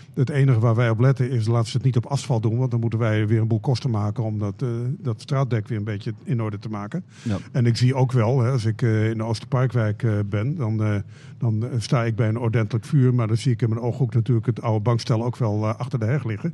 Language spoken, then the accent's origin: Dutch; Friesland, Netherlands; now in Groningen, Netherlands; ik ben in Friesland opgegroeid